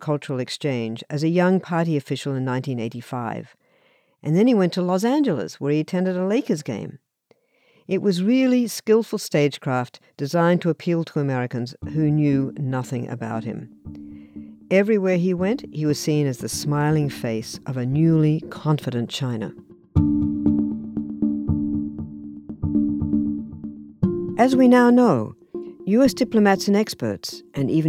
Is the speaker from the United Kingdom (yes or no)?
no; Australia; I was growing up in Australia